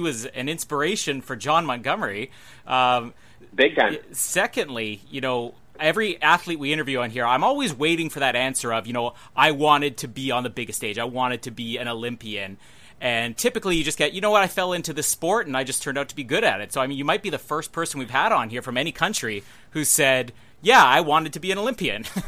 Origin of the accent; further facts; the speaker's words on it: Winnipeg, Manitoba, Canada; my hometown, Winnipeg